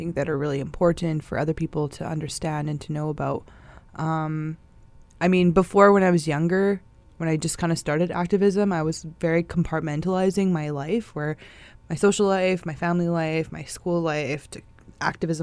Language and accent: English; Saugeen First Nation, Ontario, Canada; now in Winnipeg, Canada; I'm originally from Saugeen First Nation, but I reside here in Winnipeg